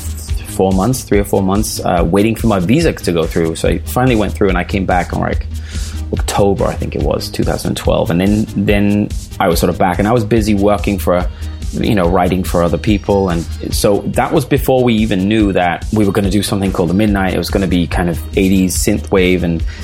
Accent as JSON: {"language": "English", "country": "Denmark", "tie": "born or raised there", "also_born_or_lived": "England", "second_language": "English", "moved": "yes", "lives_now": "Los Angeles, United States", "said": "I'm from Denmark originally. I'm born and raised in Denmark. My dad is Scottish, but moved to Denmark like 45 years ago or something."}